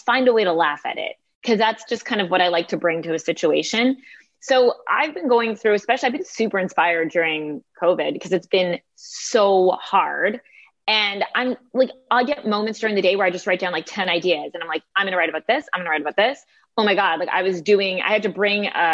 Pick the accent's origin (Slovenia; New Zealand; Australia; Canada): Canada; I like to say I'm Canadian. We're very self-deprecating by nature